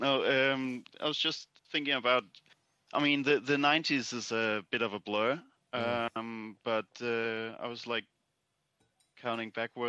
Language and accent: English; Denmark; I'm from Denmark